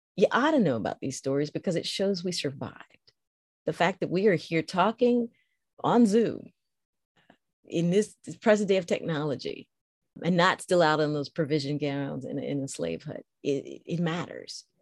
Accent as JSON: {"language": "English", "country": "United States", "tie": "born or raised there", "said": "growing up in the States"}